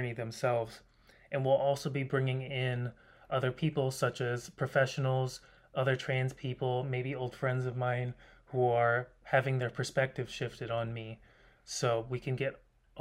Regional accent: Kentucky, United States; moved away as an adult; also born or lived in St. Louis metro area; now in Seattle, United States; I was raised in Kentucky and I moved to Seattle a few years ago

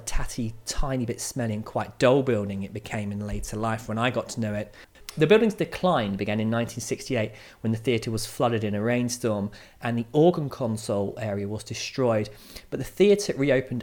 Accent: Maidstone, South East England, United Kingdom; my hometown Maidstone's

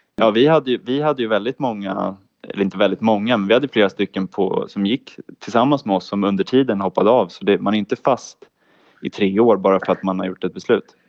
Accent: Täby, Stockholm County, Sweden; moved away as an adult; also born or lived in Ludvika; now in Jönköping, Sweden; jag är ursprungligen från Täby

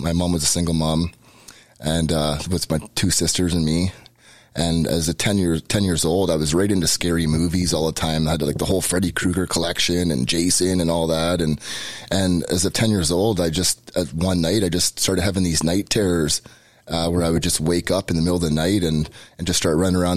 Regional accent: Peterborough, Ontario, Canada; moved away as an adult; now in Hamilton, Canada; I grew up Catholic, born and raised in Peterborough

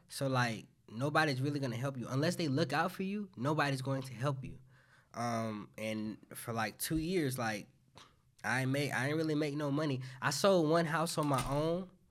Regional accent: South Carolina, United States; now in Pensacola, United States; I'm not originally from Pensacola either. I'm from South Carolina

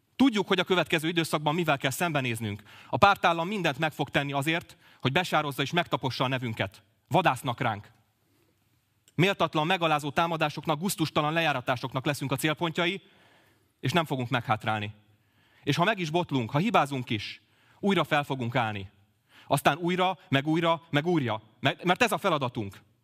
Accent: Pécs, Baranya, Hungary; én elsősorban Pécsi vagyok, másodszorban politikus.

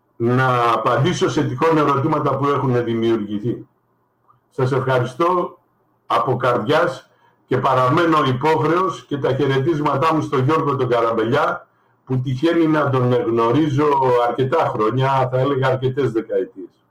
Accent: Greece; εγώ είμαι Έλληνας πολίτης ασυριακής καταγωγής

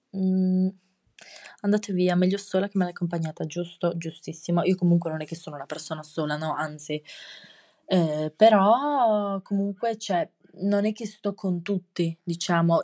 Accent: Trieste, Friuli-Venezia Giulia, Italy; accent: triestino; il mio accento triestino e osceno

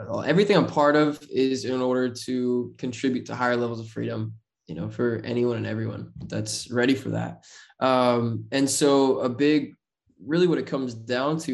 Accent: Utah, United States; I'm just kid from Utah

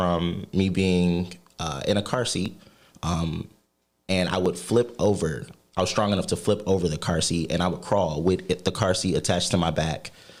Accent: Detroit, Michigan, United States; I'm from Detroit, Michigan. Proud, born and raised.

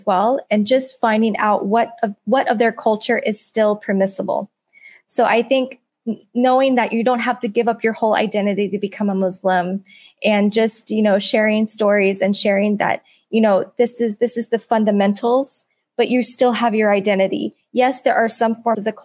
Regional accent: United States; moved away as an adult; now in Singapore; me being American, moving to Singapore, married to a Singaporean

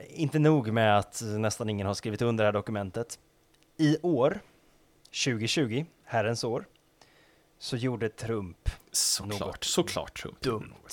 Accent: Kalix, Norrbotten County, Sweden; en liksom, jag är från Kalix

